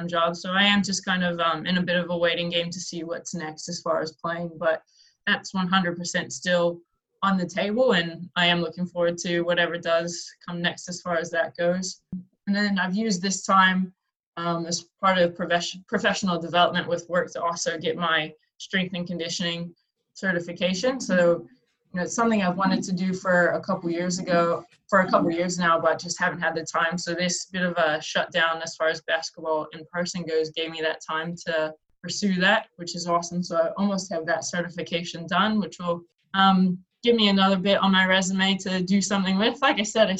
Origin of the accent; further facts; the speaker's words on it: United States; moved away as an adult; now in Australia; I'm an American without residency here, I'm still considered an import